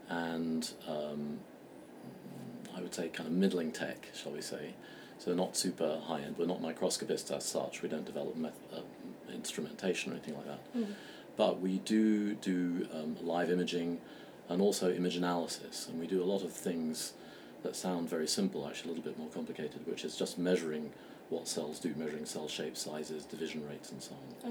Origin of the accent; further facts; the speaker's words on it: London, United Kingdom; moved away as an adult; also born or lived in Berkeley / Boston; in 2005, I came back to London, which is my hometown